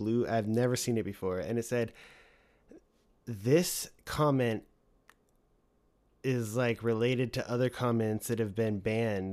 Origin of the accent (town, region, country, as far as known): United States